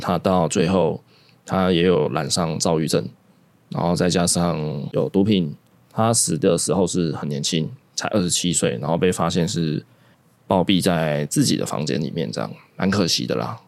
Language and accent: Chinese; Taiwan; 包容这件事情对台湾人来说，也是我们台湾人的特色了。